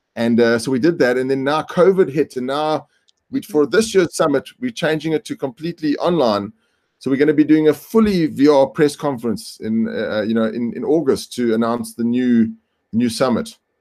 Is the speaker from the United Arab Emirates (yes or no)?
no; South Africa; I come from South Africa and I work with Singularity University in South Africa.